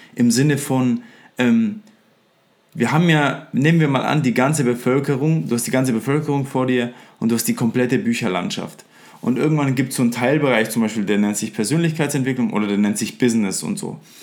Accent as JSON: {"language": "German", "area": "Upper Franconia", "region": "Bavaria", "country": "Germany", "tie": "born or raised there", "said": "ich bin aus Freuchheim in Oberfranken gebürtig"}